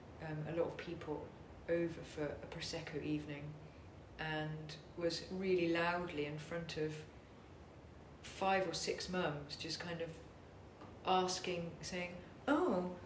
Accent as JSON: {"language": "English", "country": "Netherlands", "tie": "born or raised there", "said": "So I was brought up abroad in Holland"}